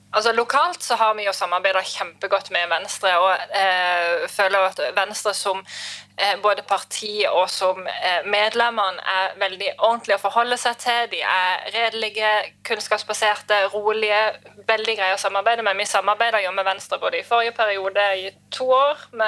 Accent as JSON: {"language": "Norwegian", "area": "Lista", "region": "Agder", "country": "Norway", "said": "jeg er fra Lista"}